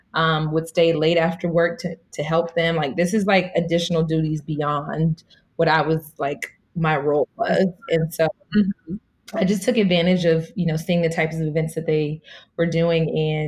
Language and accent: English; Inland Empire, California, United States; moved away as an adult; also born or lived in Pasadena, California / Washington, D.C.; so I'm from Pasadena, California. Then I moved to the Inland Empire. So I'm definitely, you know, an IE native. So I rep LA all day, especially being on the East Coast.